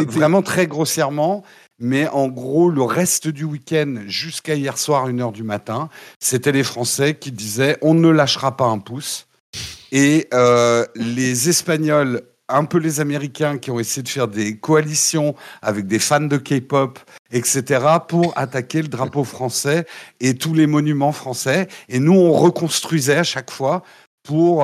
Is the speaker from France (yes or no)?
yes; France; on est des Gaulois désorganisés